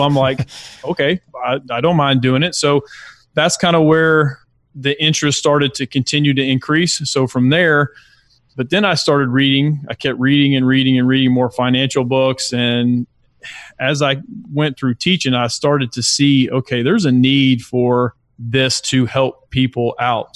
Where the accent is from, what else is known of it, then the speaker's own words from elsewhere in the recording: Lilburn, Georgia, United States; also born or lived in Brunswick, Georgia; he got a job in the Gwinnett County area and we lived in Lilburn